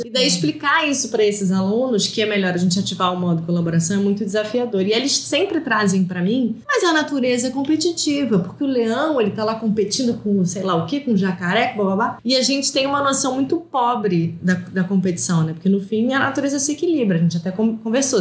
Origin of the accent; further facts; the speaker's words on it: South Region, Brazil; eu sou do sul do Brasil